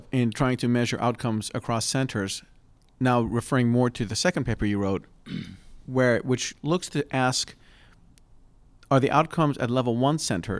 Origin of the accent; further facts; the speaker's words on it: Pennsylvania, United States; there are state level designations in my home state of Pennsylvania